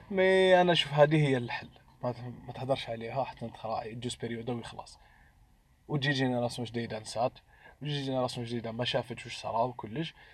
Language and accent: Arabic; Algeria; عندنا في الجزائر